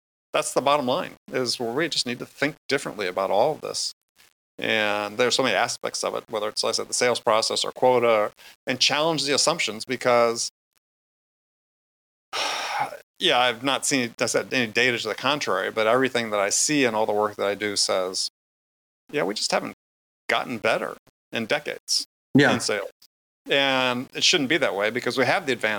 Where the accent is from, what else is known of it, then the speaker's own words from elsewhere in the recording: Wisconsin, United States; I grew up in Wisconsin